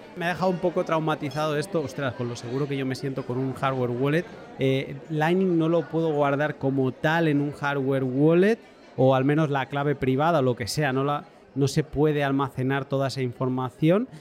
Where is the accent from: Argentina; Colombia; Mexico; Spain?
Spain; Catalonia; soy catalán